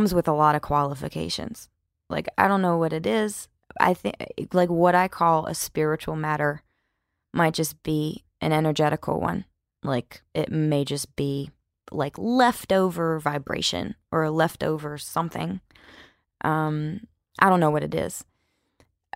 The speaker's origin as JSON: {"language": "English", "region": "Mississippi", "country": "United States", "said": "I am from Mississippi and I was raised to be generous and hospitable"}